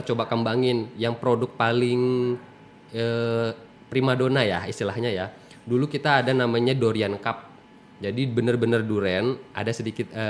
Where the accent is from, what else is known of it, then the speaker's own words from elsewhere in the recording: Palembang, South Sumatra, Indonesia; born there; now in Bengkulu, Indonesia; Lahir di Palembang 30 17 tahun apa 30 tahun yang lalu ya?